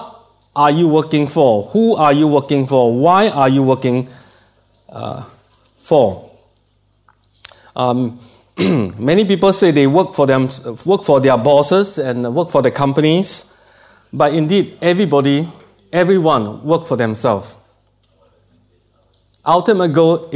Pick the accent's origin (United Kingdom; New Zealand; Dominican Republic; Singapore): Singapore; accent: Singlish; from Singapore, and I speak Singlish. That is, you know, Singapore English is, we call it Singlish.